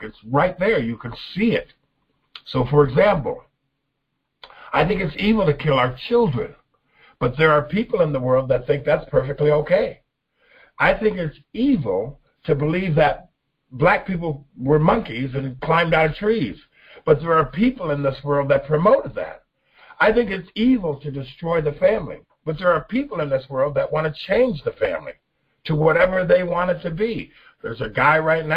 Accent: United States; I am not an African American, I'm an American

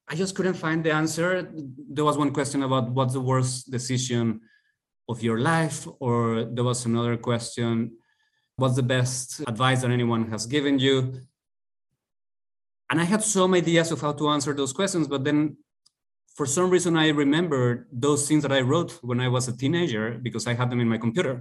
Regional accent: Mexico City, Mexico; moved away; I am from Mexico City

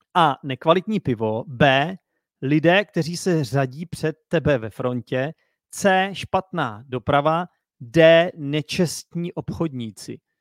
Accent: Czechia; jsem Čech

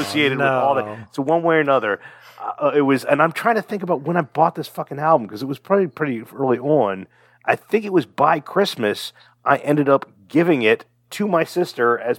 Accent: Fairfax, United States; we are from Fairfax

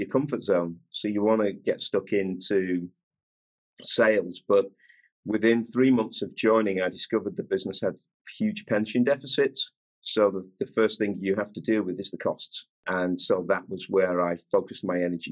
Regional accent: St Helens, North West England, United Kingdom; I'm from a town called St. Helens, which is in northern England. It's near Liverpool, and I was born and raised there

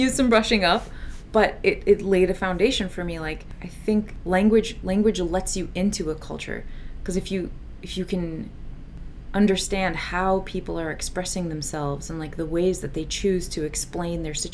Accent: Chicago, Illinois, United States; first language Assyrian Neo-Aramaic; English is a second language; also born or lived in Des Plaines; little girl born in Chicago

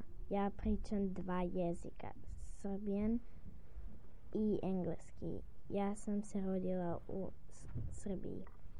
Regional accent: Serbia; I am 9 years old. I speak 2 languages, Serbian and English. I was born in Serbia.

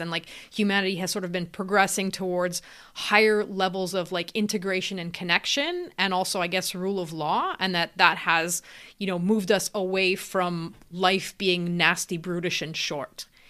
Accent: Canada; I'm actually in Canada, I'm Canadian

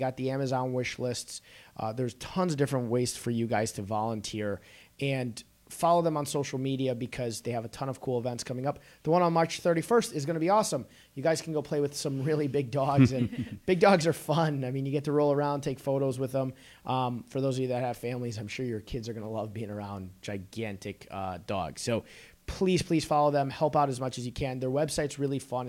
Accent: Chicago, Illinois, United States; I'm from Chicago, too

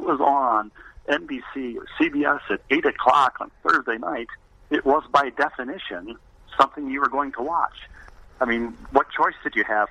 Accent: Bloomington, Minnesota, United States; also born or lived in Elmhurst, Illinois; I grew up in Bloomington, Minnesota, suburban Minneapolis

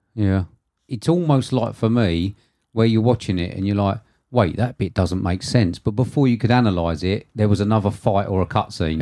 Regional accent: United Kingdom; being a British person

